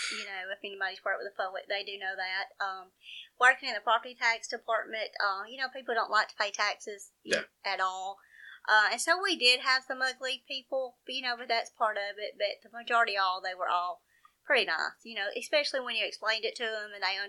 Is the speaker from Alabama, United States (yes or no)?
yes; Jasper, Alabama, United States; also born or lived in Slidell, United States; I'm from Jasper, Alabama, of course, and I've lived here pretty much all my life, except about 2 years. Lived in Louisiana in middle school.